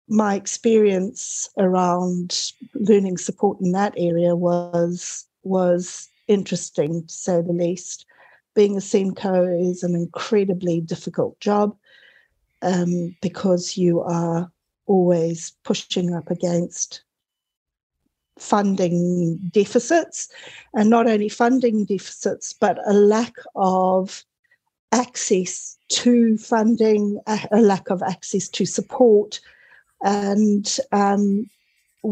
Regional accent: Zimbabwe; moved away as an adult; also born or lived in Cape Town, South Africa / United Kingdom; now in New Zealand; you might detect a small accent here. I was actually born in Zimbabwe during the War of Independence

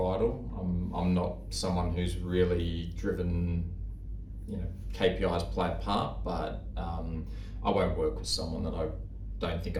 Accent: Sydney, New South Wales, Australia; Born and raised in Sydney

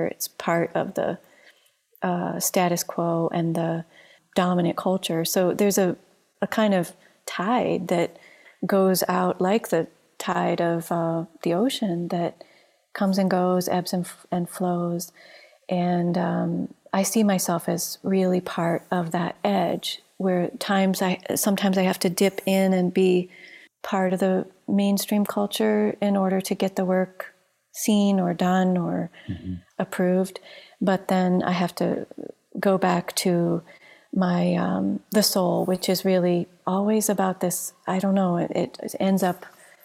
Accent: Ohio, United States; I grew up in Ohio.

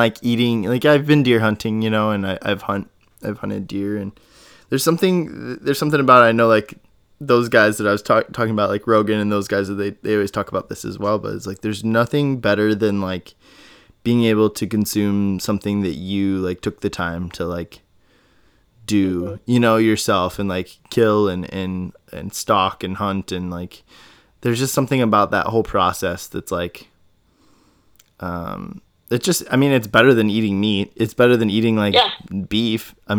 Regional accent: Midwest, United States; Like, I grew up in Midwest, you know, so like whitetail, and it's just kind of like a free for all

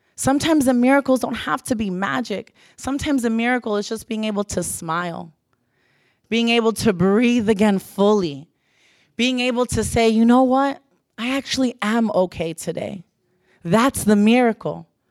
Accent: Pembroke Pines, Florida, United States; I'm from Pembroke Pines, just to give you a background, very suburban, middle class home.

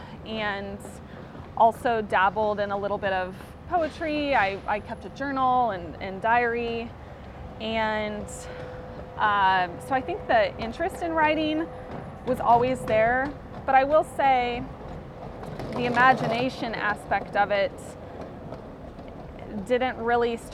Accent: Kansas, United States; moved away as an adult; now in Florida, United States; I was actually born and raised in Kansas, which is in the central United States

